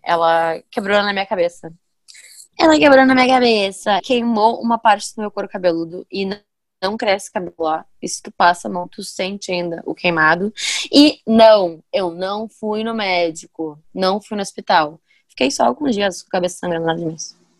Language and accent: Portuguese; Ivaté, Paraná, Brazil; accent: interior; moved away; Não pra cá, mas pra Ivati. Por isso que eu tenho às vezes um sotaquezinho do interior